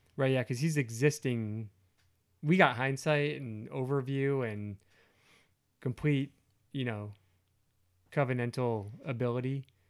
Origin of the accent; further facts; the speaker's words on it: United States; I'm an American